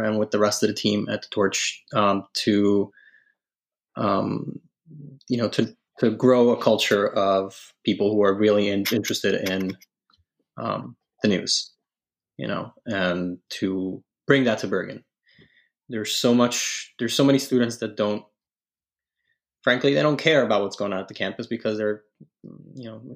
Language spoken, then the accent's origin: English; Italy; moved away; I was born and raised in Italy